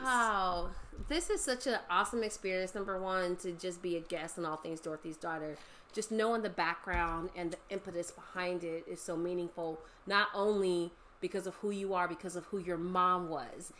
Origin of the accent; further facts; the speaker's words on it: Los Angeles, California, United States; also born or lived in San Fernando Valley / San Bernardino; growing up in the San Fernando Valley, growing up in Los Angeles, moving to San Bernardino